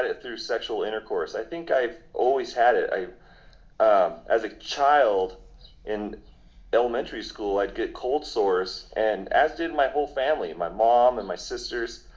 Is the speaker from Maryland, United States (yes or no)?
no; Denver, Colorado, United States; now in Pueblo, United States; I grew up in Denver, Colorado.